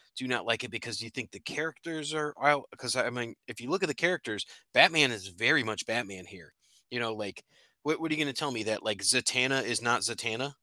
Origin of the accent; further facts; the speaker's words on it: Connecticut, United States; I'm from Connecticut